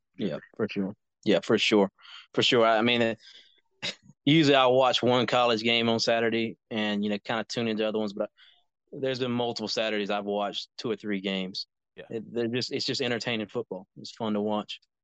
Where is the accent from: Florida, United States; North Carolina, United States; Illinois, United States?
North Carolina, United States; born or raised there